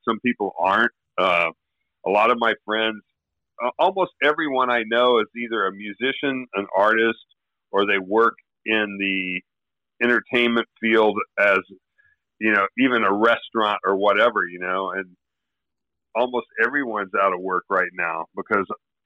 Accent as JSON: {"language": "English", "town": "Memphis", "region": "Tennessee", "country": "United States", "tie": "born or raised there", "also_born_or_lived": "Arkansas", "said": "I grew up in the South"}